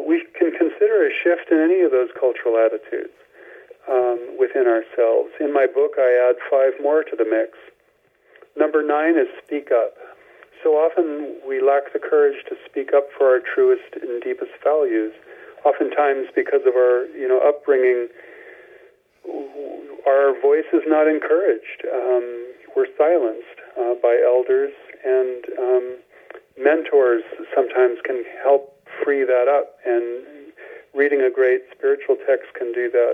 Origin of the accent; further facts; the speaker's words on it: Carmel, California, United States; I was born in Carmel, California